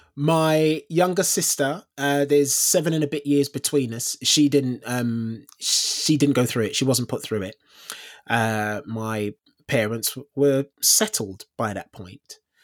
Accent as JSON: {"language": "English", "region": "London", "country": "United Kingdom", "tie": "born or raised there", "also_born_or_lived": "Elephant and Castle / Tooting", "moved": "as an adult", "said": "I grew up in, I grew up in South London."}